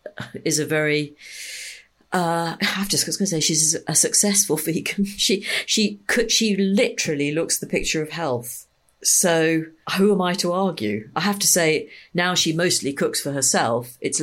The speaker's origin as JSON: {"language": "English", "town": "Liverpool", "region": "North West England", "country": "United Kingdom", "tie": "born or raised there", "said": "So I grew up in Liverpool"}